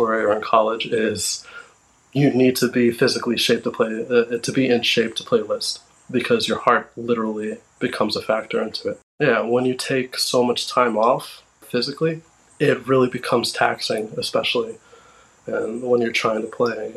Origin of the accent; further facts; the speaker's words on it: Westbury, New York, United States; my hometown